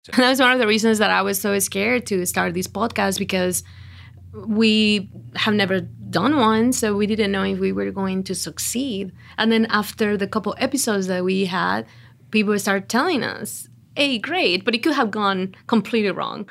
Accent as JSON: {"language": "English", "country": "Mexico", "second_language": "English", "moved": "yes", "lives_now": "Outer Banks, United States", "said": "I'm from Mexico, and, but Actually, I almost spend most of my life here in the Outer Banks"}